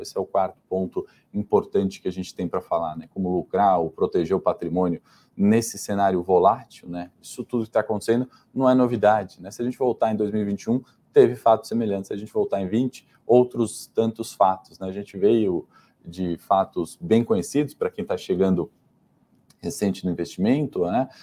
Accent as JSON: {"language": "Portuguese", "country": "Brazil"}